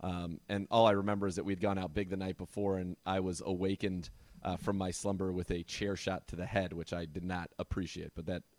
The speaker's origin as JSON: {"language": "English", "region": "California", "country": "United States", "tie": "born or raised there", "said": "Because in the Bay Area, I think it didn't have a heavy Irish population as relative to the East Coast or to Chicago, et cetera, where it's obviously much, much, much bigger."}